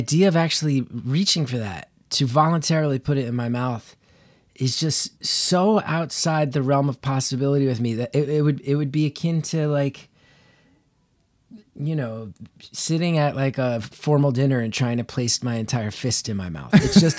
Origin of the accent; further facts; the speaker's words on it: New Jersey, United States; I am from Northern New Jersey, so I'm not a fool.